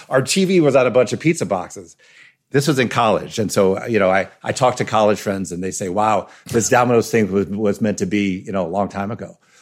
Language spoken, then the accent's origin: English; New York, United States; I grew up in New York, as a New Yorker eating pepperoni pizza my whole life